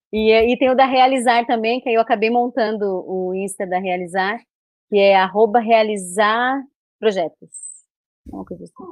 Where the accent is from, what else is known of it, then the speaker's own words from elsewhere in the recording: Belém, Pará, Brazil; de Belém, eu sou de Belém.